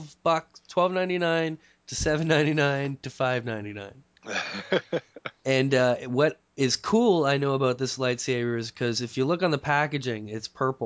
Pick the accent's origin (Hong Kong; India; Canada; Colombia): Canada; Mississauga, Ontario; also born or lived in St. Catharines, Ontario; when I moved from St. Catharines to the city I'm in now, Mississauga. And I was, what was I, 9 or something, going into grade 3